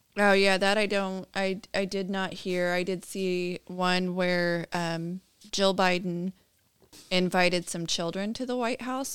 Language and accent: English; California, United States; I'm born and raised in California